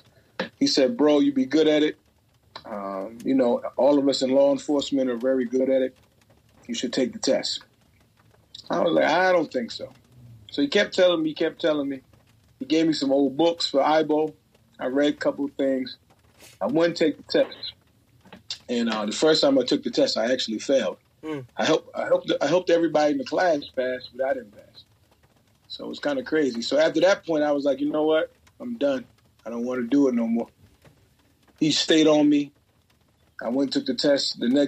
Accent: Boston, Massachusetts, United States; growing up in Boston and playing in Boston public schools.

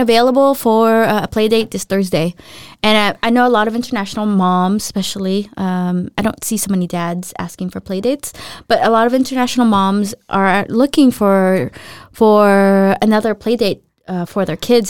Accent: Los Angeles, California, United States; moved away as an adult; now in Denmark; I grew up in Los Angeles

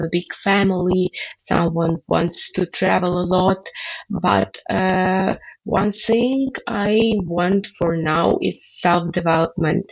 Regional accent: Belarus; moved away as an adult; now in Lithuania; I will come back to Belarus because I really love my home country

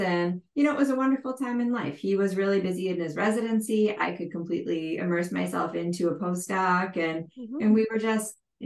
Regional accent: Midwest, United States; moved away as an adult; also born or lived in Boston

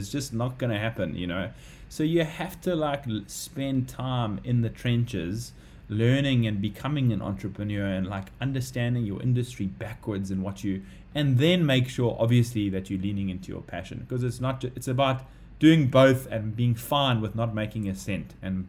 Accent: Durban, KwaZulu-Natal, South Africa; now in Cape Town, South Africa; you know, we're from Durban, we don't have our parents up here and stuff like that, so it's all sort of we have to do it ourselves. I mean, lucky we're living in Sea Point

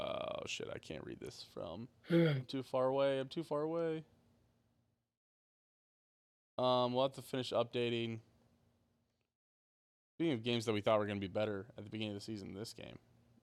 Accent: Missouri, United States; I'm from Missouri.

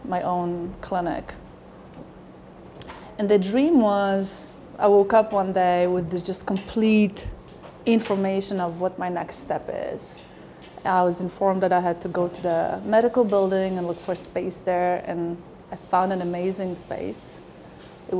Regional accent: Poland; moved away as an adult; now in Canada; I was born in Poland in 1976

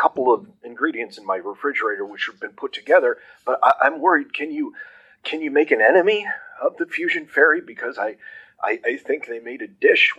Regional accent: Brattleboro, Idaho, United States; Brattleboro, Idaho.

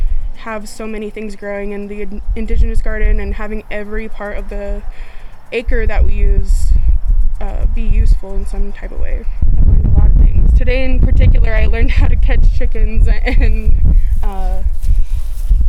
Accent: Mission, South Dakota, United States; I'm from the Mission Antelope area. Both my parents are from here

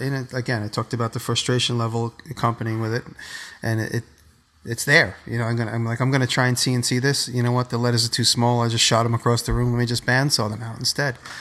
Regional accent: New York, United States; I'm from the Lower East Side

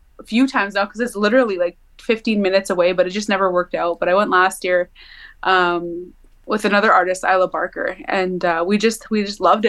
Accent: Mosakahiken Cree Nation, Manitoba, Canada; I'm Cree from Missipaistic Cree Nation

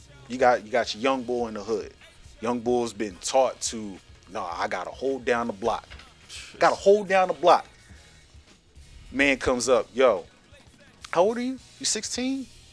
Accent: Philadelphia, Pennsylvania, United States; also born or lived in Texas; I'm from Philly. And they would hear my accent, my dad's accent, my mom's accent.

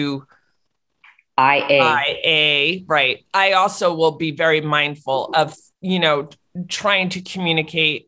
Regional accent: Maplewood, New Jersey, United States; moved away; I was home for whatever reason in New Jersey, in Maplewood, my hometown

